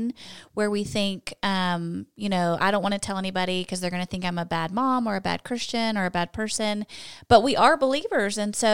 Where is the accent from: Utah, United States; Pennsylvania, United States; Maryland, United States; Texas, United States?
Texas, United States; Pflugerville; I'm originally from the Austin area. I grew up in Pflugerville.